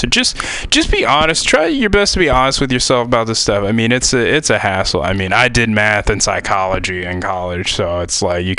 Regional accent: Tennessee, United States; I mean, I'm from Tennessee. I went to school in the middle of nowhere, Ohio, probably one of the most beautiful campuses in the world.

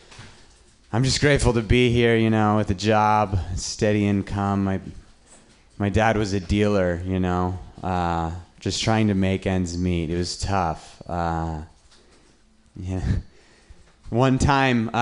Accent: Reno, Nevada, United States; I'm from Reno, Nevada.

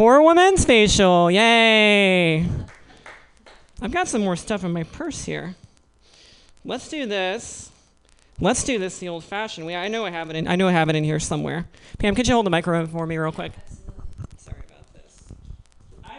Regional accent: Missouri, United States; moved away; I was born in Missouri

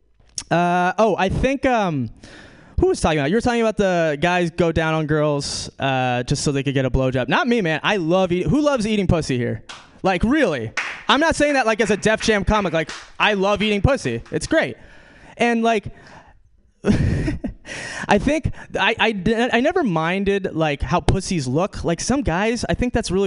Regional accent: New York, United States; moved away as an adult; also born or lived in Brazil; now in California, United States; I'm from New York. Some of you guys know this about me. I'm from New York

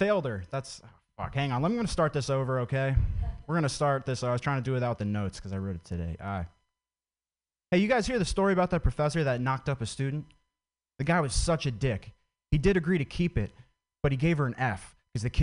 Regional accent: Vermont, United States; I grew up in Vermont

